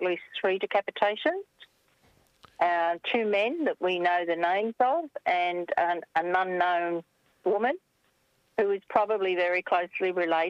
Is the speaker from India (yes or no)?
no; Camden, New South Wales, Australia; now in Wallandilly, Australia; So I was born in Camden. I don't live in Camden anymore. My parents still do, but I live in Wallandilly, which is still all country.